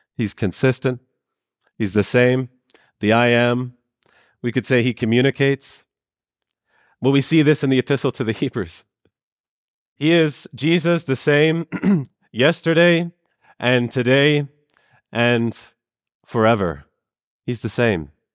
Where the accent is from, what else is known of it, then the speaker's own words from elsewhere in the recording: Canada; I'm from Canada